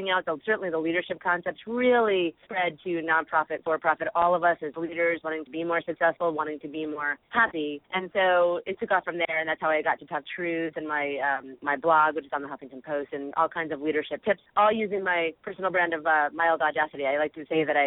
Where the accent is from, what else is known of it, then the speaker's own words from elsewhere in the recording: New York, United States; now in California, United States; I'm originally from New York, but now I live in California